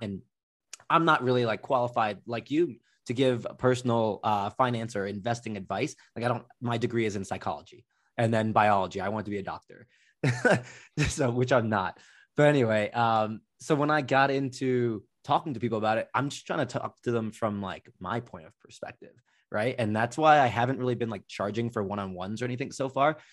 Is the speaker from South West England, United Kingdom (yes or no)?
no; Slough, South East England, United Kingdom; born or raised there; now in United States